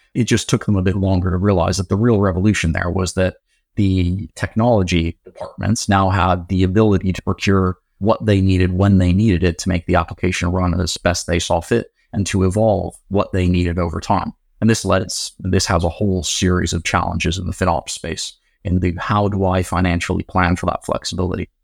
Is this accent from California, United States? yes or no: yes; San Diego, California, United States; also born or lived in Oxford, United Kingdom; now in United Kingdom; I was born in Oxford, Grew up in San Diego, California